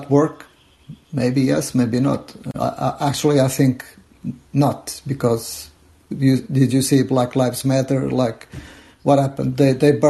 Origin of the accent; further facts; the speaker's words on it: Portugal; now in United States; I am originally from Portugal, and we have a different electoral system